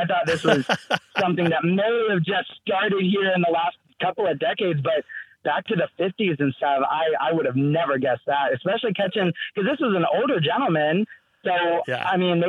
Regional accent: Fort Worth, Texas, United States; I'm from Fort Worth, Texas.

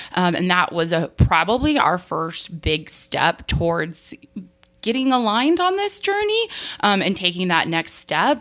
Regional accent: New Mexico, United States; moved away; I grew up in New Mexico where, where basements really aren't a thing

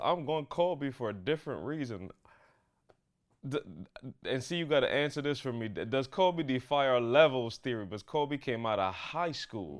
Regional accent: Barbados; I'm growing up in Barbados

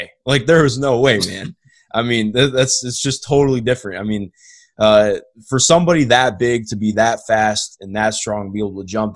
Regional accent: Cleveland, Ohio, United States; I'm from Cleveland, I've seen LeBron my entire lifetime

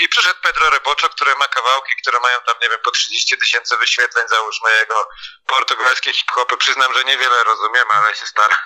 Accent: Poznań / Greater Poland, Poland; jako na przykład poznaniacy, czy wielkopolanie

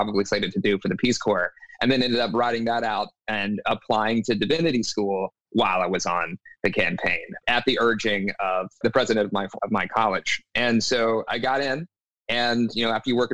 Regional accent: South Carolina, United States; I grew up in the Southeast. I'm from South Carolina. You know, spent most of my life there

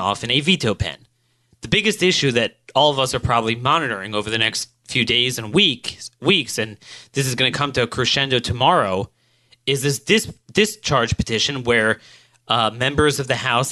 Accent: Maryland, United States; my home state of Maryland

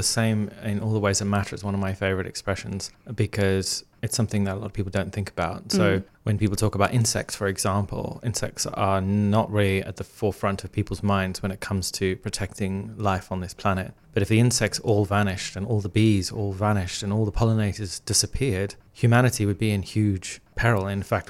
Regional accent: Zimbabwe; I grew up in Zimbabwe in Africa, and I used to lie on the grass, look up at the Milky Way.

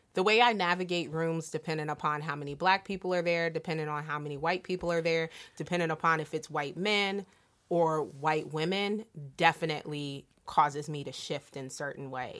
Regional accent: Delaware, United States; my small town growing up in Delaware

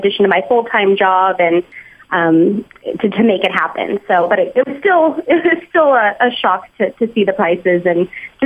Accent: Bay Area, California, United States; I'm actually from the Bay Area as well

